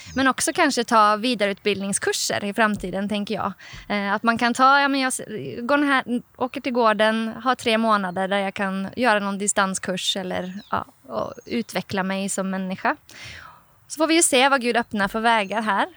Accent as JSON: {"language": "Swedish", "region": "Oslo", "country": "Norway", "second_language": "Swedish", "moved": "yes", "lives_now": "Sweden", "said": "Jag kommer ju själv från Norge om ni hör min lite speciella accent ibland så här, för att jag är en norsk jente från Oslo"}